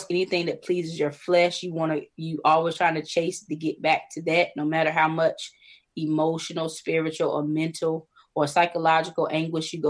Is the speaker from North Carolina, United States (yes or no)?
yes; North Carolina, United States; moved away as an adult; now in Maryland, United States; I'm originally from North Carolina. I live in Maryland now